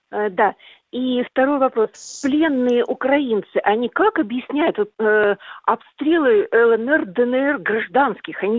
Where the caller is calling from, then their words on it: Chelyabinsk, Chelyabinsk Oblast, Russia; Я действительно из Челябинска, и в силу здоровья из квартиры редко выхожу